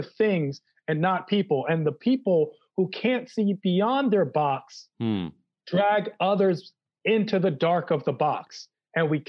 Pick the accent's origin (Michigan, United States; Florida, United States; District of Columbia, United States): District of Columbia, United States; Washington; I'm from Washington, D.C.